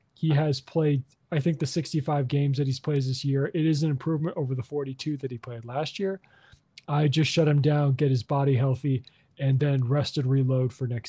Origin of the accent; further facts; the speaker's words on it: Chicago, Illinois, United States; Well, me growing up in Chicago and being from Chicago